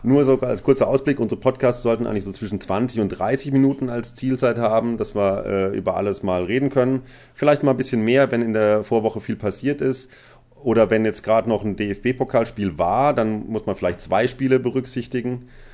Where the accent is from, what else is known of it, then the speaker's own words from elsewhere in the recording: Baden-Württemberg, Germany; ich komme nicht aus dem Pott. Ähm, ich äh, komme aus Baden-Württemberg ursprünglich